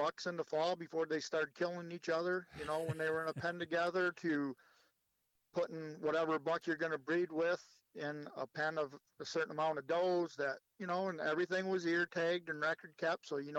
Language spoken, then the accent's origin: English; Oxford, Michigan, United States; moved away as an adult; also born or lived in Lapeer, Michigan; originally I grew up in Oxford, Michigan.